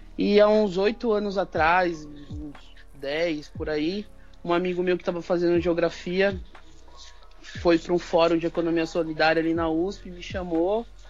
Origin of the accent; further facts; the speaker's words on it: São Paulo, Brazil; nós somos da Zona Sul de São Paulo